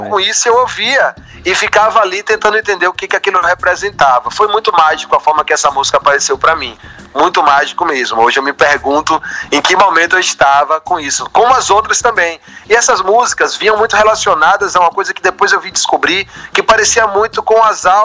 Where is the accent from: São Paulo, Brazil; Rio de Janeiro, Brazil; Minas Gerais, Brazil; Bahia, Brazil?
Bahia, Brazil; Feira de Santana; logo quando eu cheguei do Sertão, eu sou de Feira de Santana